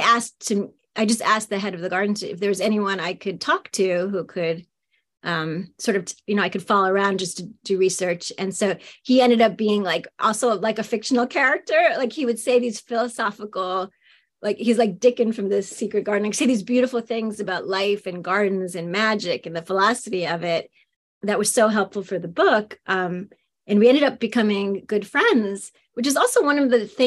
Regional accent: New York City, New York, United States; also born or lived in Austin, Texas; now in Philadelphia area, United States; I grew up in Queens in New York City

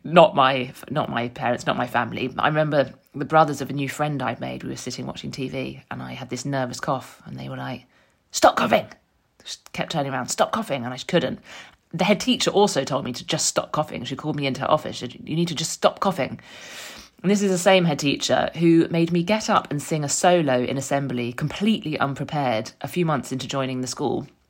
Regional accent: London, United Kingdom; moved away as an adult; now in Frome, United Kingdom; I grew up in North London, raised by my mum and dad

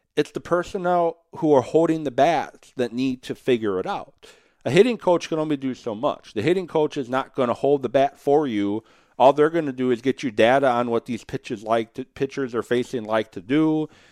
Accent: Madison, Wisconsin, United States; as a Badger fan growing up in Madison

